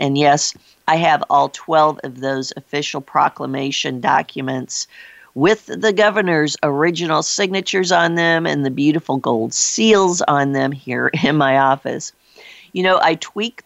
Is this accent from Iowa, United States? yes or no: yes; Iowa, United States; my home state of Iowa